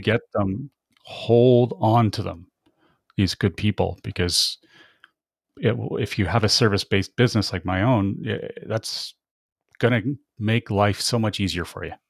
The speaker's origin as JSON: {"language": "English", "country": "Canada", "said": "I'm very Canadian"}